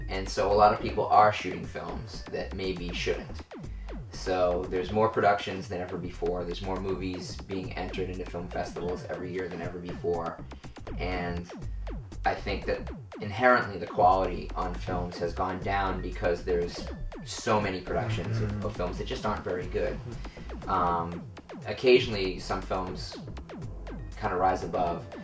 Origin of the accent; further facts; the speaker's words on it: Lynn, Massachusetts, United States; now in Los Angeles, United States; my hometown, Lynn, Massachusetts